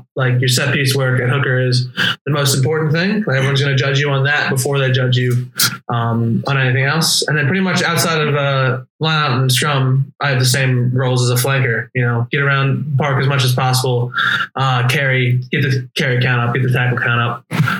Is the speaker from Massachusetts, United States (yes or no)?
no; Huntingtown, Maryland, United States; also born or lived in South Florida; now in Austin, United States; I'm originally from Huntingtown, Maryland.